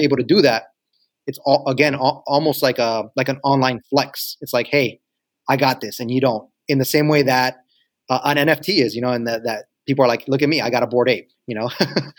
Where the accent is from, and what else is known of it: New York City, New York, United States